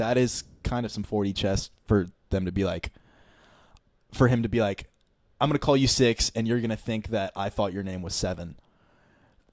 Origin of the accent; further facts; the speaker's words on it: United States; as an American